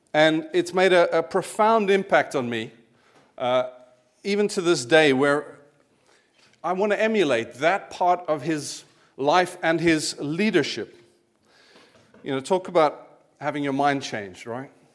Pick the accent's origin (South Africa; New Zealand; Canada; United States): South Africa; moved away; I'd grown up as a kiddy in the eighties, uh, in South Africa, as my accent might give away